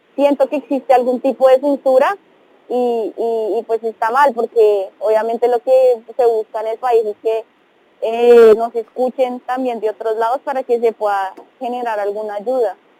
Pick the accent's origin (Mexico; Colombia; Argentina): Colombia; moved away